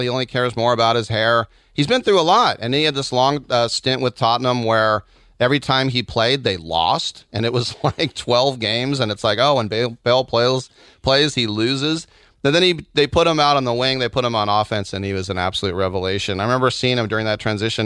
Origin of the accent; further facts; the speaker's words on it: United States; I'm German American